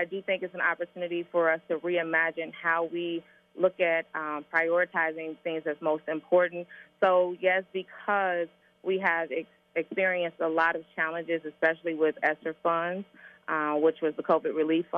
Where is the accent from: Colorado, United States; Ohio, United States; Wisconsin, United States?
Ohio, United States; Cincinnati; I am a product of Cincinnati Public Schools. I graduated from Hughes High School